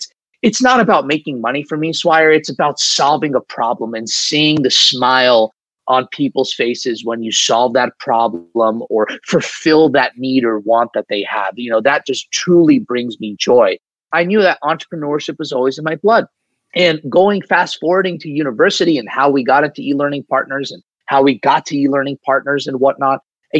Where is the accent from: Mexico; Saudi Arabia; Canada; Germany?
Saudi Arabia; And I actually grew up in the Middle East. I grew up in Saudi Arabia, believe it or not, in this melting pot of culture.